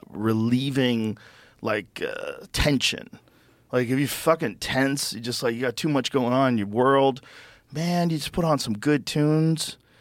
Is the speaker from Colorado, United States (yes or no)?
no; Boston, Massachusetts, United States; I grew up in Boston.